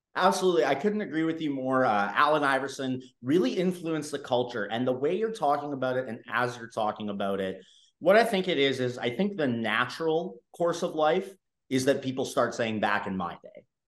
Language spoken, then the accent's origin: English; Canada; me being Canadian myself